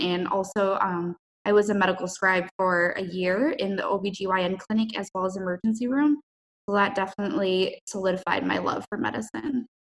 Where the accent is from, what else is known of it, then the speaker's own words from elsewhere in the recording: Minnesota, United States; moved away; I'm from Minnesota